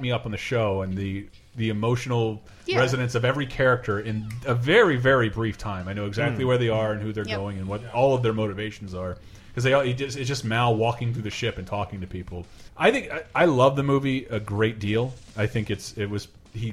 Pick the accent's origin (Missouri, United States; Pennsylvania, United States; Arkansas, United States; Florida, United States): Florida, United States; moved away as an adult; One of the last things I did in my hometown before I came out west